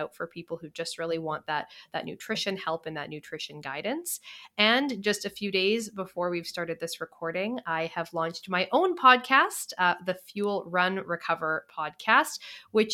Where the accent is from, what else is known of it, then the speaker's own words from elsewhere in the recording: Canada; I am from Canada